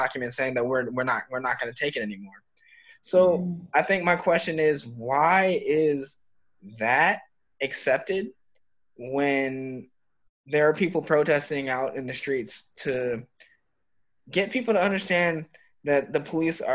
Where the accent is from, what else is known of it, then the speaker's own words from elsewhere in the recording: United States; I'm American